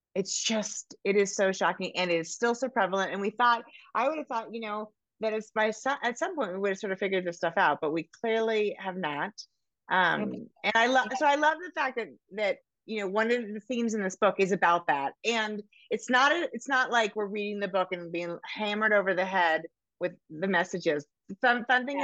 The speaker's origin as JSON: {"language": "English", "region": "Northern California", "country": "United States", "tie": "born or raised there", "said": "I grew up in Northern California"}